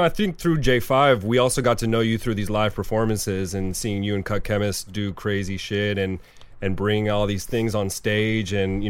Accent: Los Angeles, California, United States; And I mean, you know, Mickey and I both grew up in LA, you know, we're from the Valley

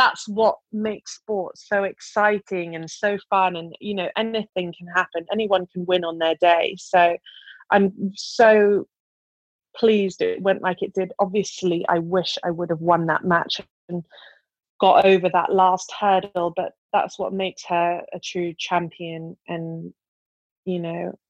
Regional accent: United Kingdom; my home country at my home slam

